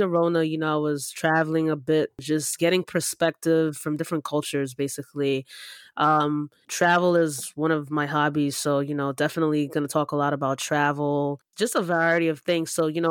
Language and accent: English; Nigeria; now in United States; You know, we're two Nigerian immigrant siblings, right?